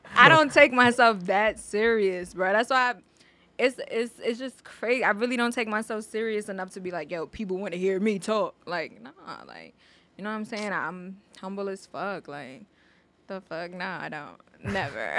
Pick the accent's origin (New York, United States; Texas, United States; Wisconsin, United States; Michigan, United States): New York, United States; New York City; I grew up in the Bronx